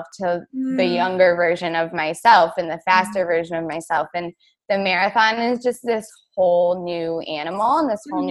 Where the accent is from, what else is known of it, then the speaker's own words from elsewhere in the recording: New York, United States; moved away; I'm from New York, not the city